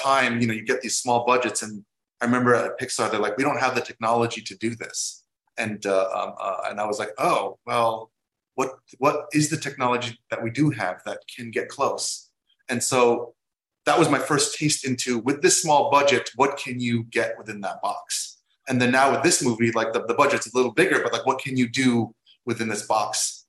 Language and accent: English; New York, United States; I grew up in New York